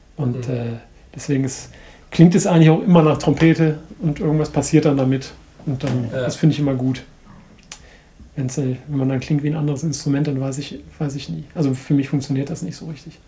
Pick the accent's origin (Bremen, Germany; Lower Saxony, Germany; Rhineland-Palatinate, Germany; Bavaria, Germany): Bremen, Germany; ich komme ja aus Bremen